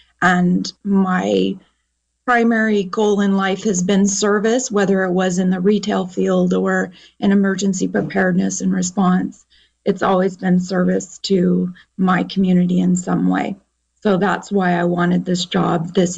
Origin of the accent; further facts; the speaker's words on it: Lake County, California, United States; I was born and raised in Lake County, lived in Lake County about 48 of my 51 years. So Lake County, as you know, is very prone to wildfire. So grown up with it most of my life in a rural area with no phone service, no TV, no radio